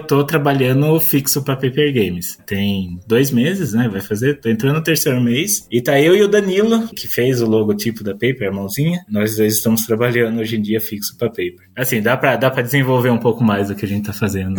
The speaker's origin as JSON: {"language": "Portuguese", "town": "Piracicaba", "region": "São Paulo", "country": "Brazil", "said": "eu sou do do interior também, sou de Piracicaba, acho que o sotaque vai entregar"}